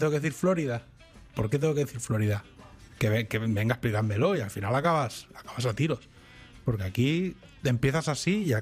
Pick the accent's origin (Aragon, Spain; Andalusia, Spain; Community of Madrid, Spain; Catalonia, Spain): Catalonia, Spain; first language Catalan; yo no soy bilingüe de nacimiento, yo soy bilingüe porque hablo catalán y castellano, pero yo he aprendido inglés ya de mayor.